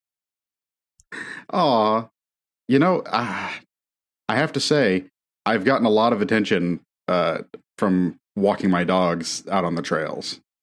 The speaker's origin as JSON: {"language": "English", "area": "near Notre Dame", "region": "Indiana", "country": "United States", "tie": "born or raised there", "moved": "as an adult", "said": "I grew up near Notre Dame and had Notre Dame propaganda shoved down my throat my whole life"}